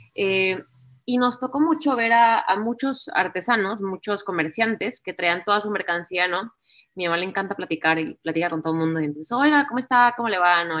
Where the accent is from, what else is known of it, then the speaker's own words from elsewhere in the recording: Colima, Mexico; me regresé a Colima, de donde soy